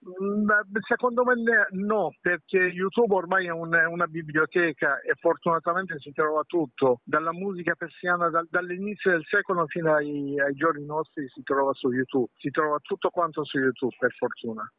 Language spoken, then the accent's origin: Italian; Iran; Italian is a second language; now in Italy; nel mio paese, nel Medio Oriente